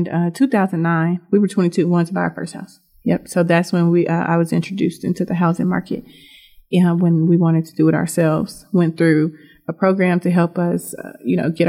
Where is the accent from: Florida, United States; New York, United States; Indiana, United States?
Indiana, United States; Indianapolis; born or raised there; also born or lived in Nashville, Tennessee